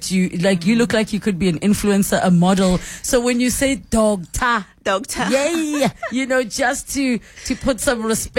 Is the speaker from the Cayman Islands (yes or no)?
no; Limpopo, South Africa; I'm from Limpopo.